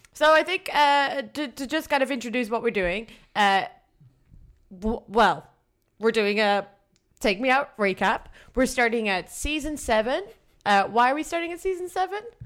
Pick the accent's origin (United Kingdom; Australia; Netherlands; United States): Netherlands; I'm from the Netherlands